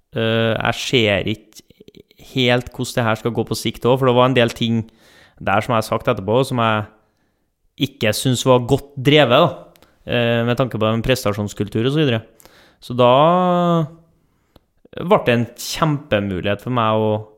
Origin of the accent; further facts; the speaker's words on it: Trondheim, Trøndelag, Norway; accent: Trønder; moved away; folk hører på dialekten at jeg ikke er herfra. Eh, jeg er trønder. Født i Trondheim, oppvokst på Lohove i Trondheim